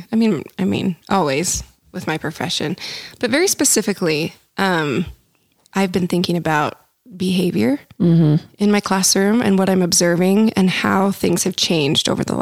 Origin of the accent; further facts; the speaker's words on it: Provo, Utah, United States; I grew up in Provo.